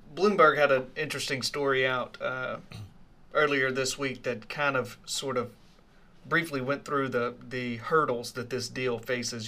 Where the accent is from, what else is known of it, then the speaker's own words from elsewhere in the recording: Leland, Mississippi, United States; I come from Leland, Mississippi